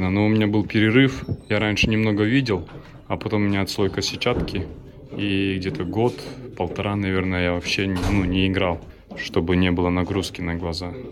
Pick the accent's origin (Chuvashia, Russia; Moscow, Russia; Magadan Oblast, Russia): Chuvashia, Russia; Cheboksary; я из Чувашии, города Чебоксар.